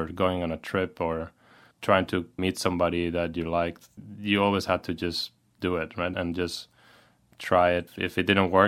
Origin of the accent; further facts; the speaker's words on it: Valencia, Valencian Community, Spain; moved away as an adult; now in San Francisco, United States; my hometown in Spain, Valencia